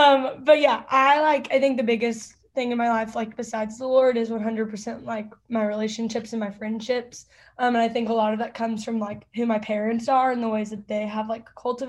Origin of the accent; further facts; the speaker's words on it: Fairview, Texas, United States; moved away as an adult; now in Auburn, United States; I am from Fairview, so I went to Lovejoy, but then decided to go 12 hours from home and go to Auburn.